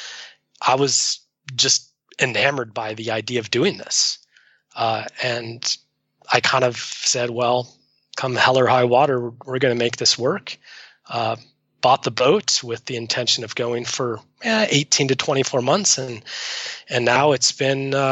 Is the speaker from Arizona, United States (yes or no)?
yes; Arizona, United States; moved away as an adult; also born or lived in Seattle; I grew up in Arizona, landlocked